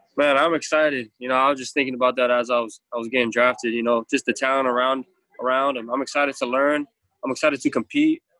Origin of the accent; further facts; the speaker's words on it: Hawaii, United States; I'm Polynesian culture, I'm Hawaiian, so respect and love is a big thing for me and my family. Um, that's how I was raised